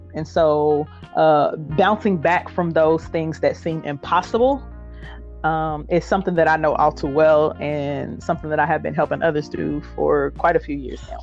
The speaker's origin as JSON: {"language": "English", "town": "Indianapolis", "region": "Indiana", "country": "United States", "said": "I am from Indianapolis, Indiana, and I still reside here."}